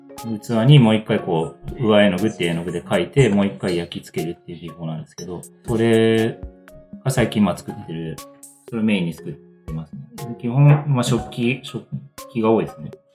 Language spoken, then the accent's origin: Japanese; Tateyama, Chiba, Japan; moved away as an adult; also born or lived in Kyoto / Ishikawa / Mashiko; now in Minamiboso, Japan; 大体地元みたいな、まあ、立山市出身なんですけど